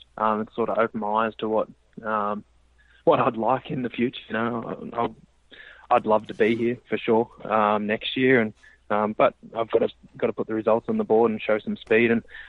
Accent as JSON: {"language": "English", "country": "Australia", "moved": "yes", "said": "We're sitting around a barbecue trying to get in the aircon or sit in the pool at Christmas time in Australia"}